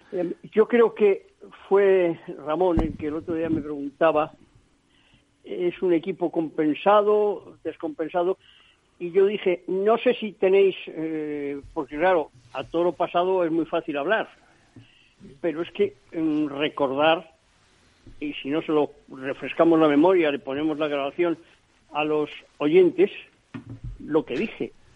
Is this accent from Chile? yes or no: no; Spain; yo soy español